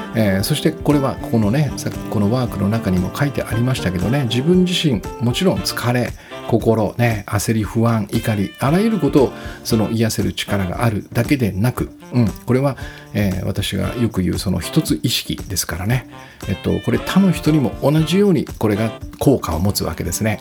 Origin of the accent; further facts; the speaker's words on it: Hachioji, Tokyo, Japan; 南大沢というね、ちょっと遠い、私の地元なんですが